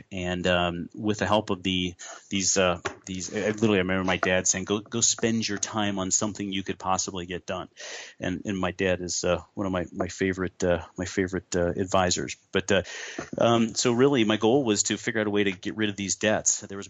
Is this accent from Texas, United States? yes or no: no; Arizona, United States; born there; Arizona. I was born in Arizona on Air Force Base.